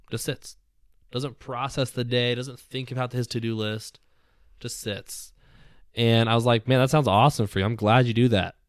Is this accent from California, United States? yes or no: yes; Southern California, United States; I grew up in Southern California.